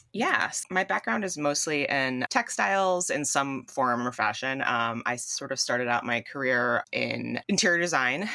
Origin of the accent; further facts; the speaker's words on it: Southern Connecticut, United States; I grew up in Southern Connecticut.